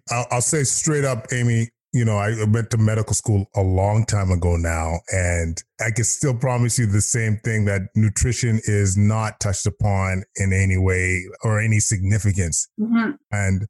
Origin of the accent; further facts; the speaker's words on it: Alberta, Canada; I'm from Alberta.